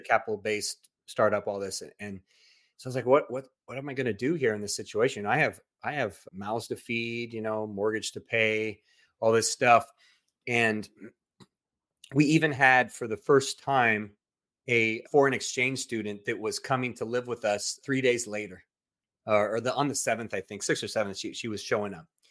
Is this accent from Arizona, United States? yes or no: no; Southern California, United States; moved away as an adult; also born or lived in Central Coast, California; now in Texas, United States; I'm originally from Southern California